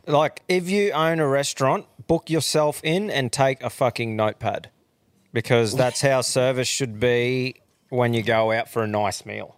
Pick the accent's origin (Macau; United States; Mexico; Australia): Australia; We're Australians. Australians say doggy bags.